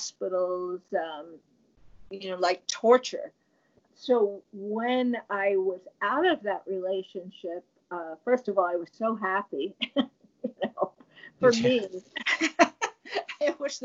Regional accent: New York, United States; moved away; I'm from New York

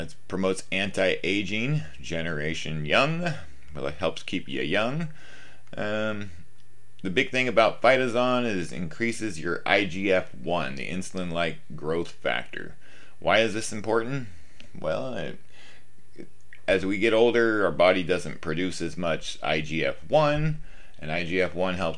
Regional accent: Washington, United States; I am from Washington State, up in the northwest corner, the great Pacific Northwest

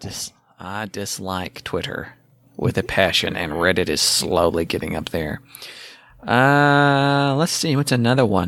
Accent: Oklahoma, United States; I'm from Oklahoma, but I'm seventy-five percent Irish

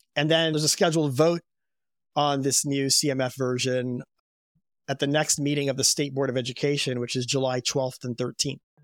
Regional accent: U.S. Virgin Islands; I grew up in Saint Thomas in the U S Virgin Islands

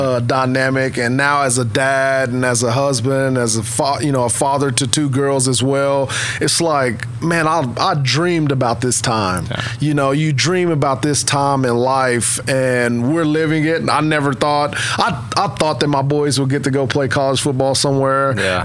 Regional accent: Vian, Oklahoma, United States; also born or lived in Fort Smith, Arkansas; was born actually in Fort Smith, Arkansas, but um, grew up in Vian, Oklahoma.

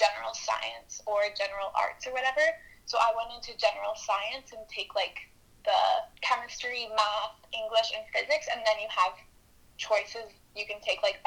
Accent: Ontario, Canada; moved away as an adult; now in Kelowna, Canada; I'm from Ontario.

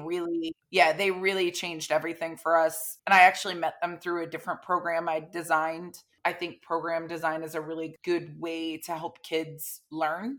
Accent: Florida, United States; I grew up in Florida

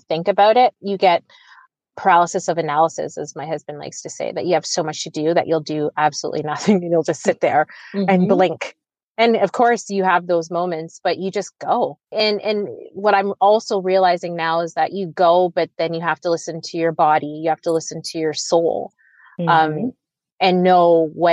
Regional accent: Oakville, Ontario, Canada; being a young Black girl growing up in Oakville

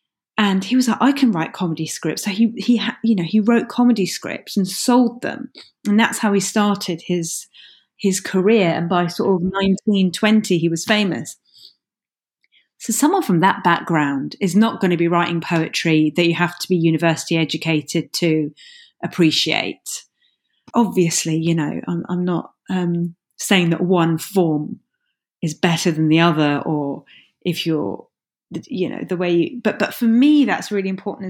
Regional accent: London, United Kingdom; accent: Cockney; I learned very quickly at school to drop my Cockney accent, because I went to London State School and I dropped my Cockney accent and spoke like this

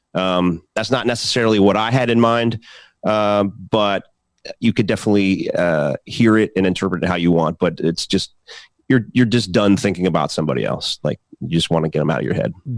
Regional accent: Philadelphia, Pennsylvania, United States; the state of Pennsylvania, which my home state

